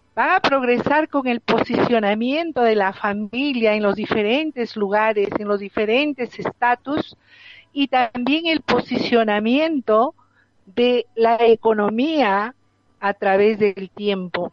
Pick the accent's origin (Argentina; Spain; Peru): Peru; En nuestro país, por ejemplo, en el mes de mayo, en mi país, en Perú